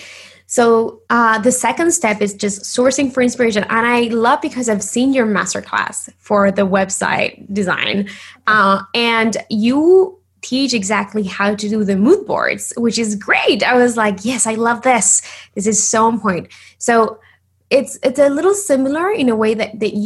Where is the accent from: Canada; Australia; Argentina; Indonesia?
Argentina; English is a second language; moved away as an adult; now in Los Angeles, United States; I am originally from Argentina. So if you hear a little bit of an accent, that's why. But, you know, I live in LA in the US I've been living here for like 10 years